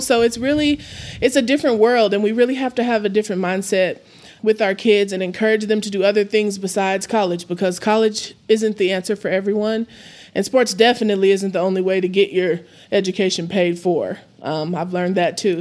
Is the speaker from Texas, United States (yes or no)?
yes; Amarillo, Texas, United States; I'm born and raised in Amarillo